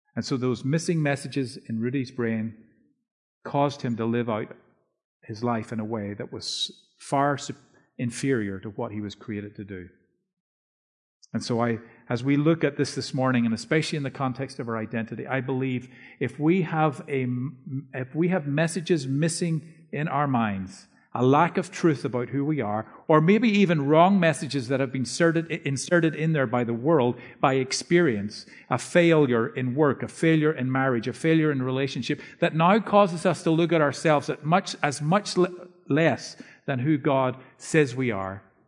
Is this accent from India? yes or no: no; Northern Ireland, United Kingdom; moved away; my wife and I grew up in Northern Ireland